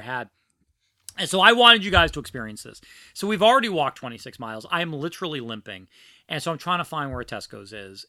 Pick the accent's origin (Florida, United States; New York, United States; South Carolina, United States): New York, United States; New York City; born or raised there; also born or lived in New Orleans / Philadelphia